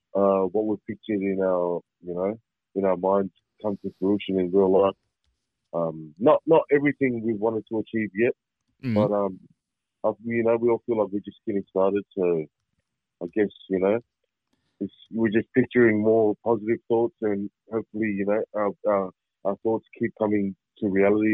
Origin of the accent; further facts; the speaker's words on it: Australia; we all grew up in Australia. I was born in Australia